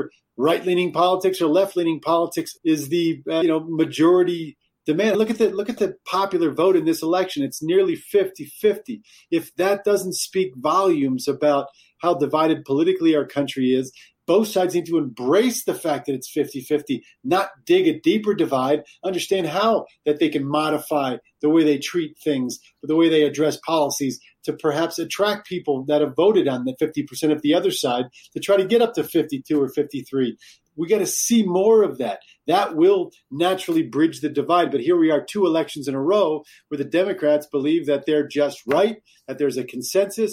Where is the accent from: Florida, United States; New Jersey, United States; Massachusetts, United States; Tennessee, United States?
New Jersey, United States; my home state of New Jersey